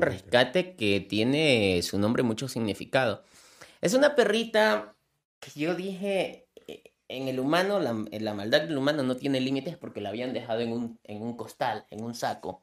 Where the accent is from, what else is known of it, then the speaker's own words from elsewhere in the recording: Manta, Manabí, Ecuador; soy, soy, soy, de Ecuador